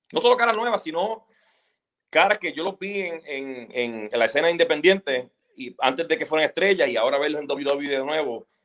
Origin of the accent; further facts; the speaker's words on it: Puerto Rico; Yo, pues, sí, soy puertorriqueño, ¿sabes?